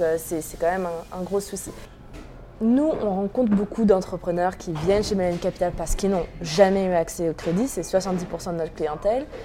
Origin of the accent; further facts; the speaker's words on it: Normandy, France; J'ai grandi en Normandie